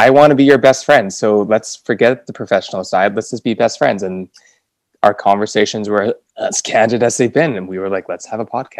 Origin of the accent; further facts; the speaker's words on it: Vancouver, British Columbia, Canada; So basically, me and Rachel are best friends. We're yoga teachers from Vancouver.